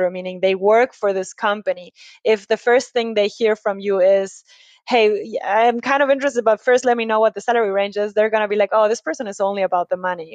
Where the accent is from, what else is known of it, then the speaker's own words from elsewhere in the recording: Ecuador; now in Germany; I come from Ecuador in South America